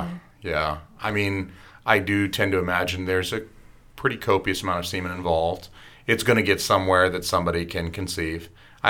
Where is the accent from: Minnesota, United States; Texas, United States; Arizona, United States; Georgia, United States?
Georgia, United States; I'm from Georgia. I am from the fine state of Georgia